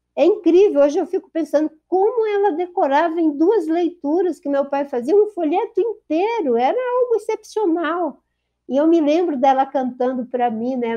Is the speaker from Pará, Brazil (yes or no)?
no; Rio Branco, Acre, Brazil; filha de Pedro Agostinho, nascida no Seringal Bagaço